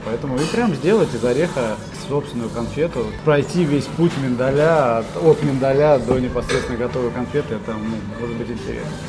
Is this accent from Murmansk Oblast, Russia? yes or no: no; Kaliningrad, Kaliningrad Oblast, Russia; родился и вырос в Калининграде. Я горжусь тем, что я калининградец